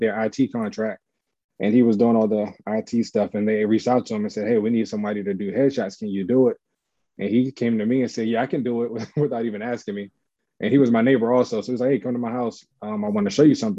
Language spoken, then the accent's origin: English; Washington, District of Columbia, United States; also born or lived in Montgomery County, Maryland / Prince George's County, Maryland; I was born in Southeast though, Greater Southeast Community Hospital. That's where I originated from.